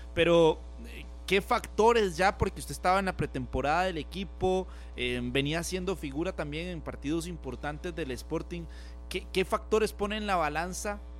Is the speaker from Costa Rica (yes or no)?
yes; Costa Rica; ser uno tico